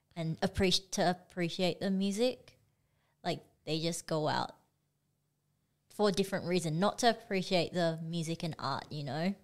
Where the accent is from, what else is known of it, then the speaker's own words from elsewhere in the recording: Perth, Western Australia, Australia; also born or lived in Singapore; we moved over here when I was like four. So I grew up in Perth and I feel like Perth is my home.